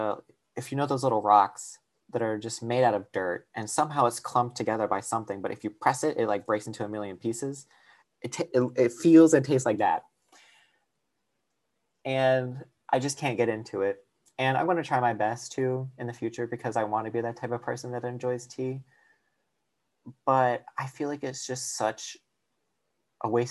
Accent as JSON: {"language": "English", "region": "the South", "country": "United States", "said": "I'm from the South and it's always hot"}